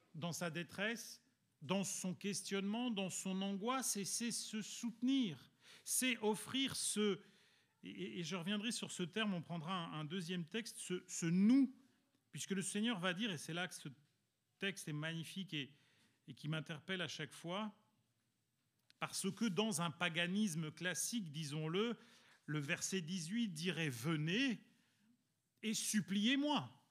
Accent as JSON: {"language": "French", "country": "Belgium", "tie": "born or raised there", "also_born_or_lived": "Italy", "moved": "yes", "lives_now": "France", "said": "je suis italien, vous savez que j'ai grandi en Belgique où il fait quand même relativement froid"}